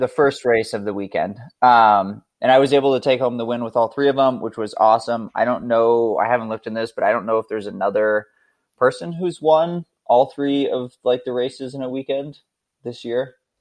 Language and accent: English; Montana, United States; now in Idaho, United States; I currently live in rural Idaho, but I grew up in Montana, uh, actually closer to Canada than most of the United States